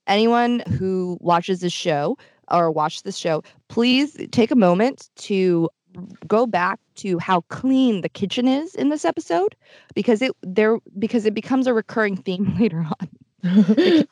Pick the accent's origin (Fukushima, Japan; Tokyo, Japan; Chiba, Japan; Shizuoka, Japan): Tokyo, Japan; moved away; I grew up in Tokyo